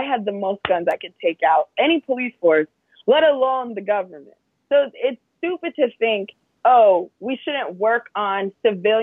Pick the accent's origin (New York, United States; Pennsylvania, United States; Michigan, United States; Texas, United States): New York, United States; I grew up in New York where gun control is a big thing